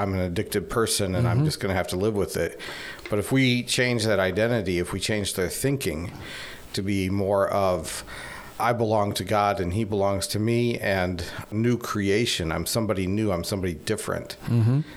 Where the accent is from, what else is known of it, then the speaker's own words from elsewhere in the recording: Fort Wayne, Indiana, United States; moved away as an adult; also born or lived in Poland; Yeah, I grew up in Fort Wayne, and I grew up in the church.